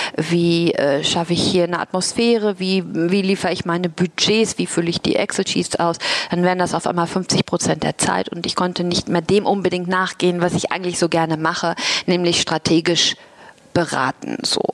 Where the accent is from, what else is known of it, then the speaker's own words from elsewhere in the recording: Germany; accent: German; moved away as an adult; also born or lived in Asia; ich habe natürlich auch einen deutschen Akzent, das hört man.